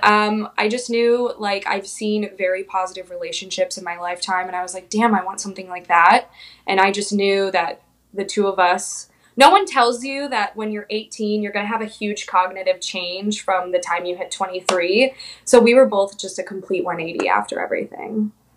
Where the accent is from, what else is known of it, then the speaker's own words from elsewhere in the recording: Phoenix, Arizona, United States; moved away as an adult; also born or lived in Orlando, Florida / Pensacola, Florida / San Diego, California; now in Wilmington, United States; Yeah, so I was born and raised in Phoenix, Arizona.